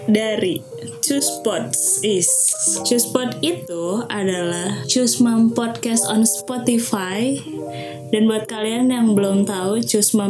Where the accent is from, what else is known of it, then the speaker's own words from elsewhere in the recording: West Java, Indonesia; aku kan bukan asli banget nih dari orang Sunda maksudnya aku lahir dan tinggal di tanah Sunda tapi keturunan apa segala macam tuh nggak ada Sunda Sundanya